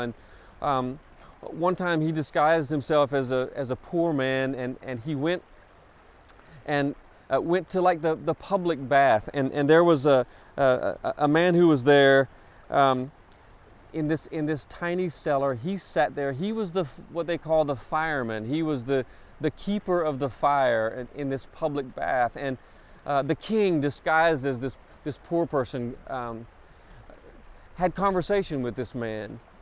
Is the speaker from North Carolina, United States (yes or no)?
yes; Cherokee, North Carolina, United States; I grew up in Cherokee, North Carolina